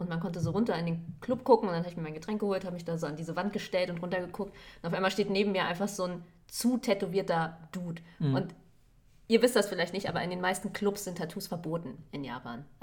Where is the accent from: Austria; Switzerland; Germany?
Germany; ich bin Deutsche, ich verstehe kein Wort.